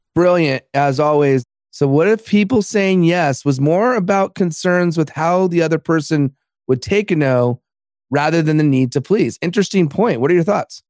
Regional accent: Los Angeles, California, United States; my hometown of Los Angeles

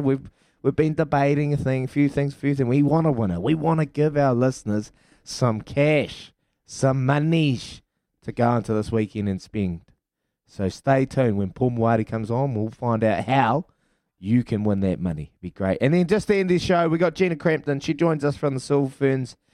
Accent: Hawke's Bay, New Zealand; my hometown, Hawke's Bay

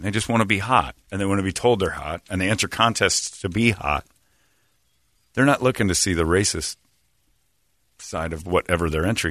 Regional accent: Indiana, United States; I'm from Indiana

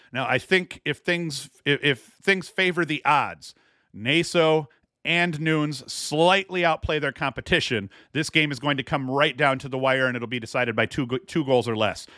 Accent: Whitney Point, New York, United States; I'm from Whitney Point

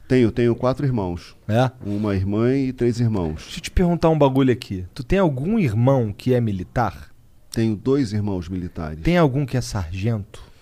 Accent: Rio de Janeiro, Brazil; moved away; Eu sou da Vila da Penha

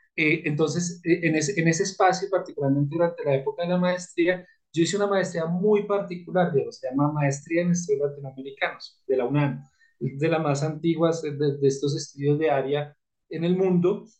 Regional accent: Colombia; como colombiano

